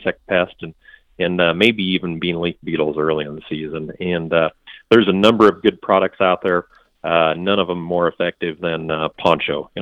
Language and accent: English; Iowa, United States; I'm from Iowa, I'm actually in central Nebraska today